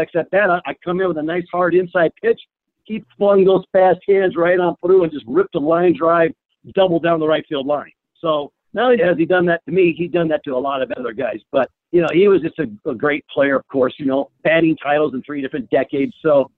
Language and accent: English; California, United States; as a young kid, I grew up in Southern California, and I watched the Dodgers and the Angels.